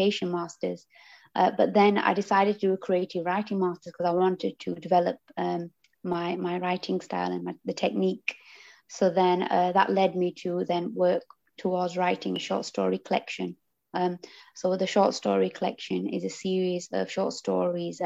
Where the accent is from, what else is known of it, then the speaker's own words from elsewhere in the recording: Huddersfield, Yorkshire and the Humber, United Kingdom; I'm from Huddersfield, and I live in a townhouse